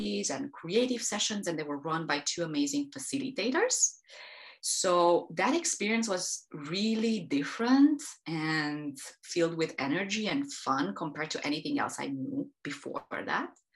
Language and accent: English; Transylvania, Romania; I am Romania. I was born and raised in the countryside, in the Transylvanian hills, up until I was 18